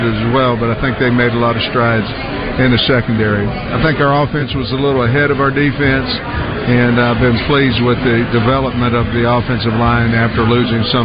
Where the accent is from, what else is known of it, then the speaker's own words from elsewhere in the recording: Oklahoma, United States; now in Arkansas, United States; I'm from Oklahoma